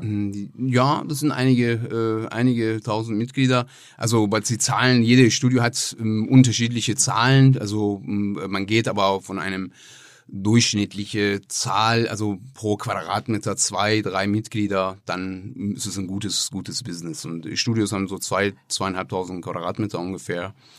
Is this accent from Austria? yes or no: no; Tehran, Tehran Province, Iran; German is a second language; moved away as an adult; also born or lived in Croatia; now in Essen, Germany; ich komme aus dem Iran, äh, bin im Teheran geboren bin ähm, November 98 nach Deutschland gekommen.